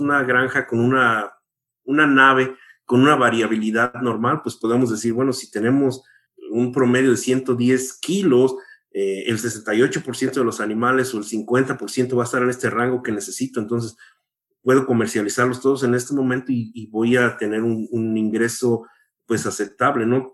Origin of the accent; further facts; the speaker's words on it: Mexico; moved away as an adult; now in United States; yo crecí en México